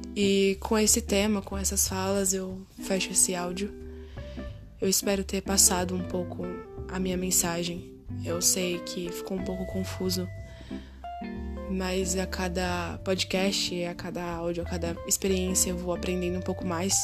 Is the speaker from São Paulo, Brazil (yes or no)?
yes; São Paulo, Brazil; nasci e sou criada em São Paulo